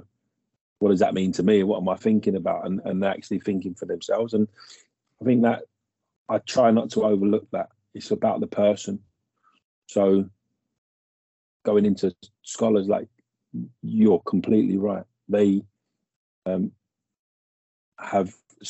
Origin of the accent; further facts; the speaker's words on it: Hayes, London, United Kingdom; we've grown up in this. I live in Hayes, and we grew up around this area